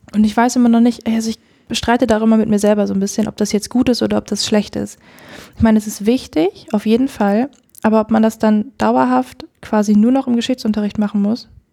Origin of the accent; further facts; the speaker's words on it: Edewecht, Lower Saxony, Germany; Ich komme aus, aus dem Ammerland, aus dem Kirchenkreis Ammerland und äh, da aus der Gemeinde Edewecht